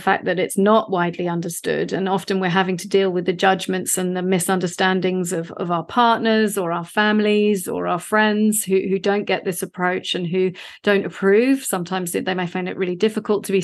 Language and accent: English; London, United Kingdom; now in Australia; I was raised in the UK. I'm from London originally.